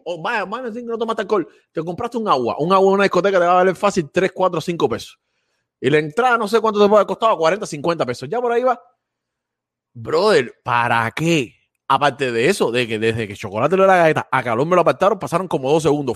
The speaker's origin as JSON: {"language": "Spanish", "country": "Cuba", "moved": "yes", "lives_now": "Florida, United States", "said": "siempre somos cubanos"}